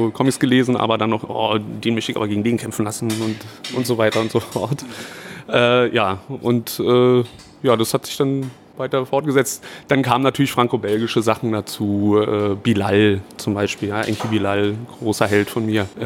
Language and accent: German; Berlin, Germany; also born or lived in Chemnitz; ja geboren bin ich in Chemnitz, ganz, ganz schnell aber nach Berlin gezogen, also das ist jetzt schon über 30 Jahre her.